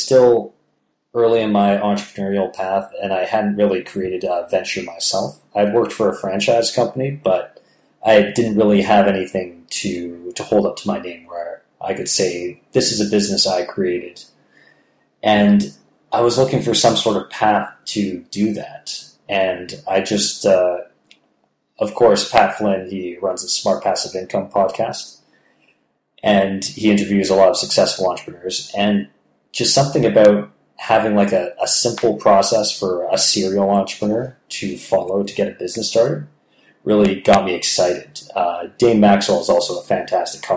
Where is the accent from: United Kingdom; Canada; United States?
Canada; Toronto, Ontario; there was like a Toronto chapter or a Ontario chapter of the foundation, so people in my hometown